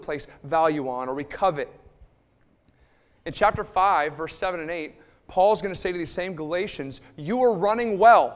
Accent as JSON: {"language": "English", "town": "Liverpool", "region": "New York", "country": "United States", "tie": "born or raised there", "said": "I grew up in Liverpool, New York. It's just about 10 minutes outside of Syracuse"}